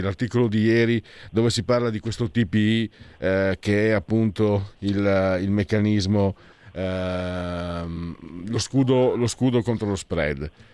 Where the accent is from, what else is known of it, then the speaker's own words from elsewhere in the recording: Friuli-Venezia Giulia, Italy; Io vengo dal Friuli